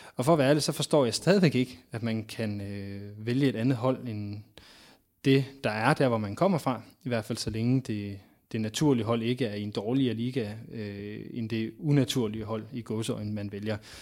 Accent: Aalborg, North Denmark Region, Denmark; jeg som barn i Aalborg

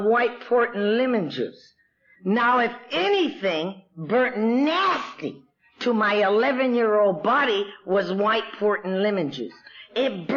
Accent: Los Angeles, California, United States; I was born and raised in East Los Angeles.

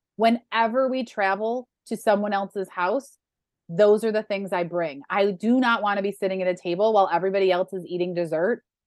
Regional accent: Western New York, United States; moved away; I grew up in Western New York where buffalo wings are a thing.

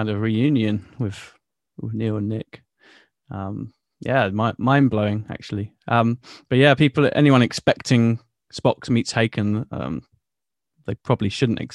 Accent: Bournemouth, South West England, United Kingdom; in my hometown in Bournemouth

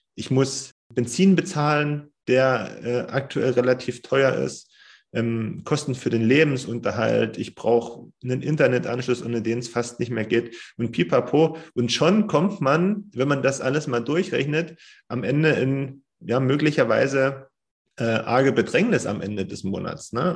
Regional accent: Germany; bei uns in Deutschland

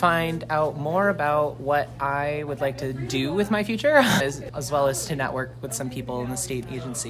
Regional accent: Lewiston, Maine, United States; I'm originally from Lewiston, Maine, and I went to Oak Hill High School in Wales.

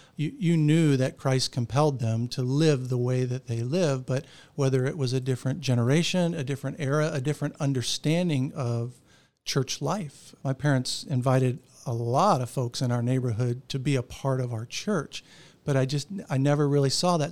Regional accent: Orlando, Florida, United States; I grew up right here in Orlando

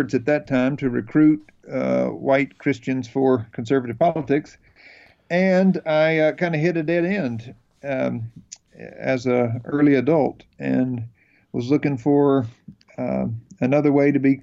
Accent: North Carolina, United States; I am from North Carolina. I grew up out in tobacco country here in North Carolina

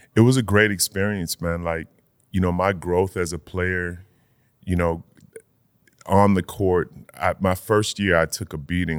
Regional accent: Old Saybrook, Connecticut, United States; Old Saybrook, my, my hometown

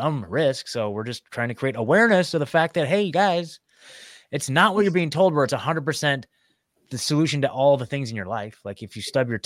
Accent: Oregon, United States; moved away; I was born and raised in Oregon, lived there my whole

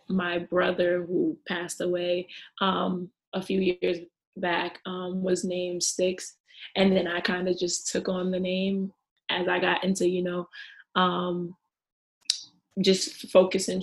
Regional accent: Boston, Massachusetts, United States; moved away as an adult; now in Romania; I'm from Boston, Massachusetts.

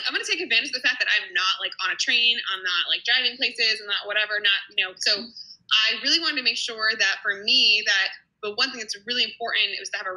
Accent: New Jersey, United States; also born or lived in New York City; I'm actually from New Jersey, the small town I'm living right next to now

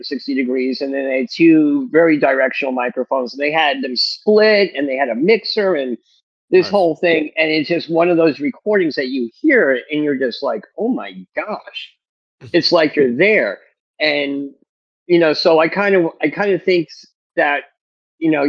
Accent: East Coast, United States; moved away as an adult; now in California, United States; I grew up in the East Coast

